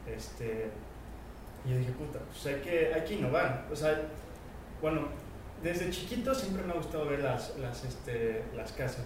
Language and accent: Spanish; Cuernavaca, Morelos, Mexico; moved away; also born or lived in Mexico City; yo siempre quise empezar de donde soy, yo soy de Cuernavaca. Entonces, este, me regreso para Cuernavaca